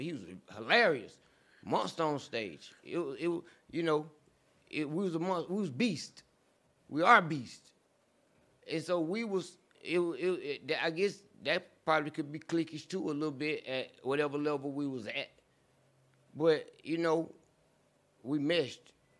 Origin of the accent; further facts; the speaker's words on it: the South, United States; we are from the South.